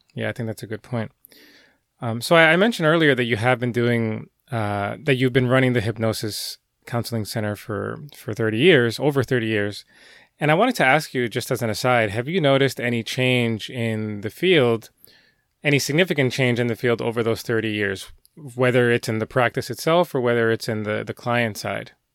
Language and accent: English; Elizabeth, New Jersey, United States; moved away as an adult; now in New York, United States; I grew up in Jersey for most of my life. Um, in fact, Elizabeth